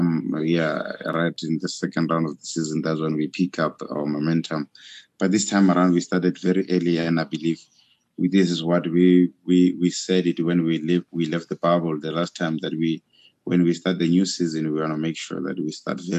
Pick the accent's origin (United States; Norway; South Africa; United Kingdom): South Africa; as a South African